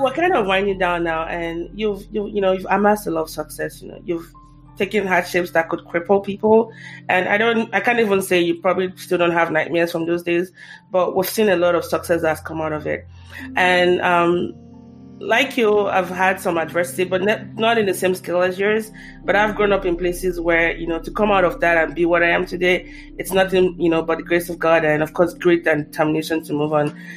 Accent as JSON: {"language": "English", "country": "Nigeria", "said": "as a Nigerian"}